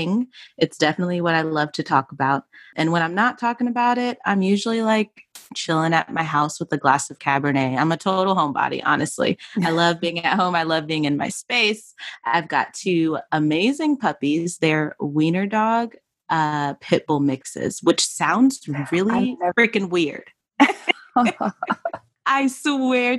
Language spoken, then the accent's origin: English; Atlanta, Georgia, United States; my hometown is good old Atlanta, Georgia.